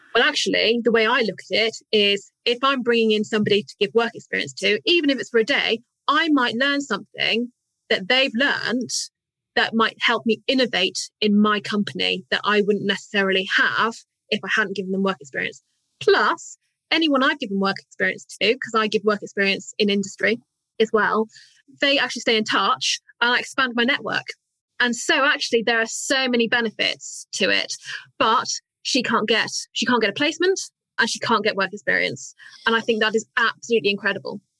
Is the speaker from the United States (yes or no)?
no; United Kingdom; as British, we're great